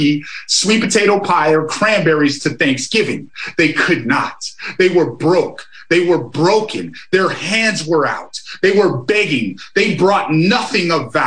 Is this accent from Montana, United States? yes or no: yes; Amskapi Piikani Nation, Montana, United States; I come from the Amskapi Pukani Nation.